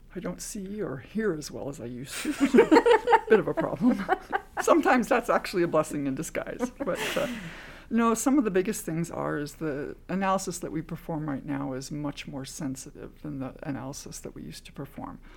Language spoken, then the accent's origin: English; Canada; I am Canadian